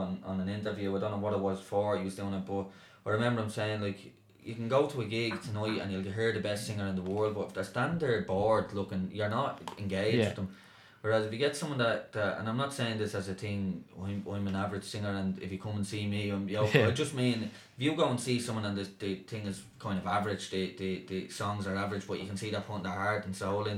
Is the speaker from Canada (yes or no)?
no; Dublin, Leinster, Ireland; I grew up just off Dorset Street there, Smithfield there, between Smithfield and Dorset Street